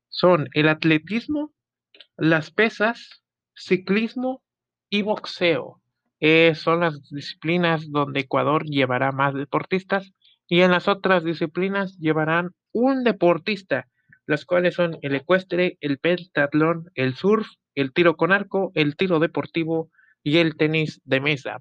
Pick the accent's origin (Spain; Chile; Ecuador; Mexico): Mexico; orgullo mexicano